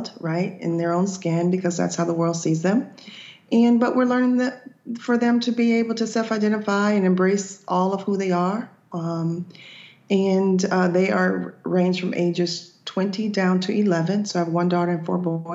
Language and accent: English; Boca Raton, Florida, United States; also born or lived in Georgia; I was born and raised in Florida, and I moved to Georgia for a couple of years to teach, but came back home. So Boca Raton is kind of where I grew up for the most part.